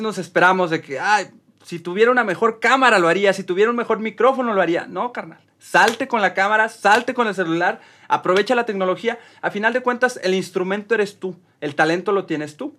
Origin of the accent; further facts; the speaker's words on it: Mexico; como cualquier mexicano